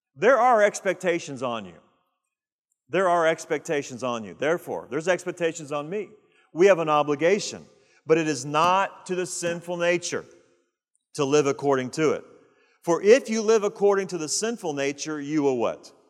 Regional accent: United States; We have rights as American citizens

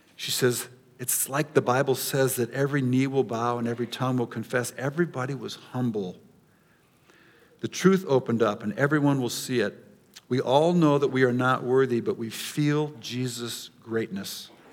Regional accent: United States; as Americans and even as American Christians

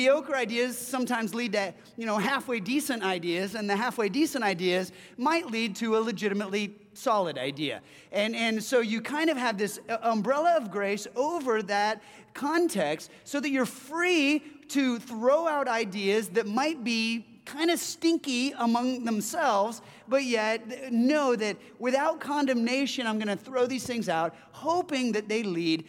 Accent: Southern California, United States; now in Seattle, United States; I hail from Southern California

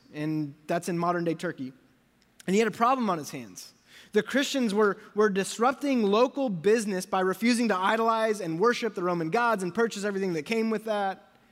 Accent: United States; I am American

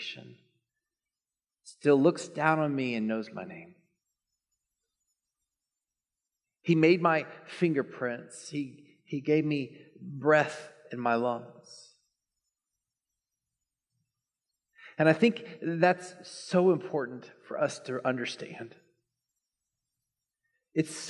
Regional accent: Dallas, Texas, United States; I grew up in Dallas

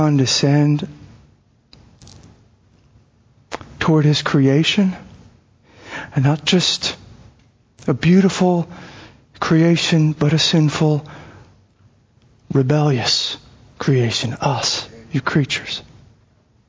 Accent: Arizona, United States; I grew up in Arizona

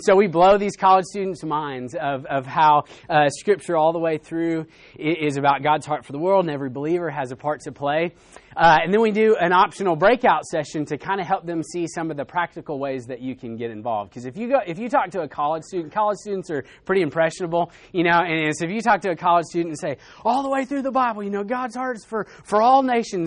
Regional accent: Arkansas, United States; I'm actually from Arkansas

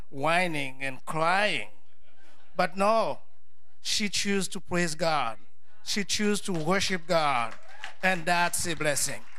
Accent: Haiti; moved away; I'm from Haiti.

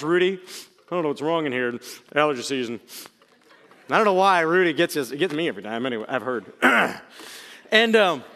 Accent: Akron, Ohio, United States; also born or lived in Zanesville, Ohio; I'm born in Zanesville, Ohio, raised in Northeast Ohio, around this little town called Akron

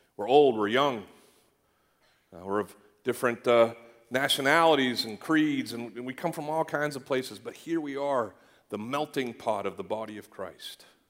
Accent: Canada; I grew up in Canada

